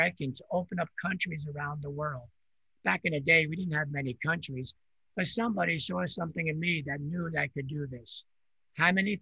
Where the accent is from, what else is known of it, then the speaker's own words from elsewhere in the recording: New York area, United States; first language Italian; English is a second language; I grew up in New York area. I came from a different country when I was 4 years old. I only spoke Italian